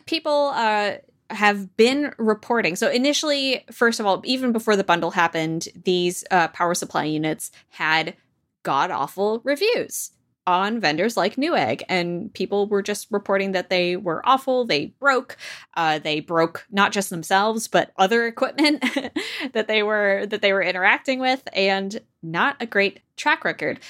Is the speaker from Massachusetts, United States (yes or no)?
no; New York, United States; as a New Yorker